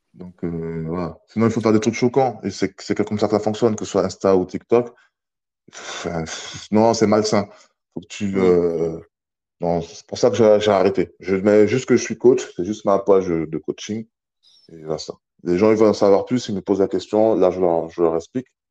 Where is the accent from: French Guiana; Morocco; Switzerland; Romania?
French Guiana; je viens de la Guyane